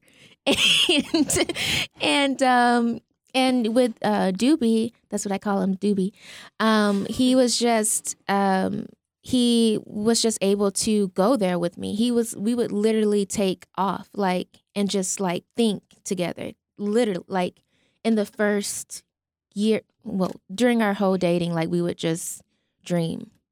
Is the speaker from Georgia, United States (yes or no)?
yes; Albany, Georgia, United States; Albany, Georgia.